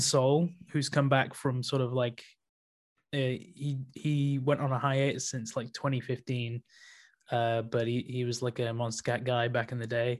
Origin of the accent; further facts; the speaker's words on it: Leeds, Yorkshire and the Humber, United Kingdom; moved away as an adult; from Leeds. Um, I'm, yeah, moved back to my hometown very recently